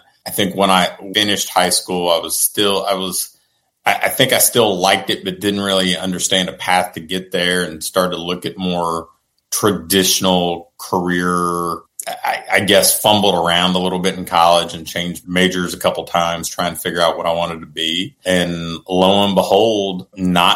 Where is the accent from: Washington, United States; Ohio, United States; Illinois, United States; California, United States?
Ohio, United States; Portsmouth; I'm from Portsmouth, Ohio.